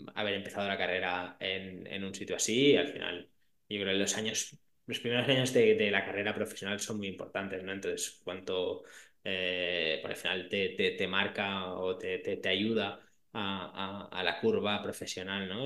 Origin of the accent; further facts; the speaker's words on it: Barcelona, Catalonia, Spain; soy de Barcelona, vivo en Barcelona